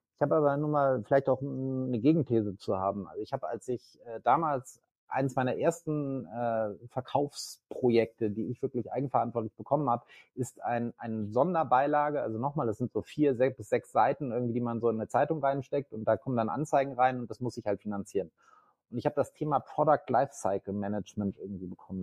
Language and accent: German; Northern Germany, Germany; also born or lived in Leipzig; bin Norddeutscher